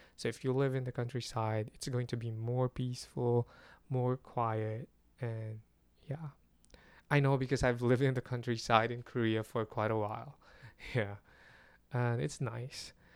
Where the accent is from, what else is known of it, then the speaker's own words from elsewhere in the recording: Philippines; as a Filipino